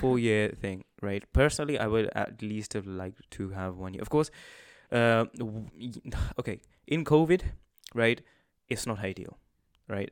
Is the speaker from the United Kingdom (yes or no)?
yes; Manchester, North West England, United Kingdom; we're people from Manchester. Um, so we live at home